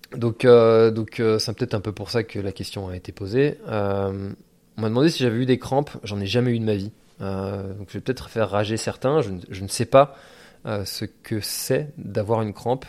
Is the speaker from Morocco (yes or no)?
no; Breton, Brittany, France; en tant que breton